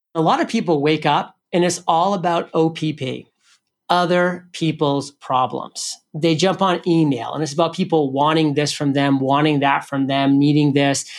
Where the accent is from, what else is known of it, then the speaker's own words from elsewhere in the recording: New England, United States; I'm from New England, so I love the Patriots.